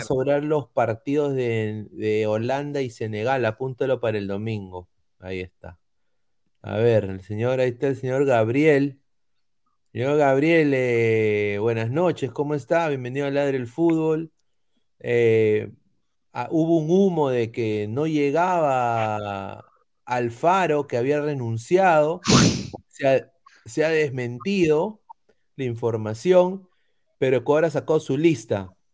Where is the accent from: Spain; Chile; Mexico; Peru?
Peru; como peruano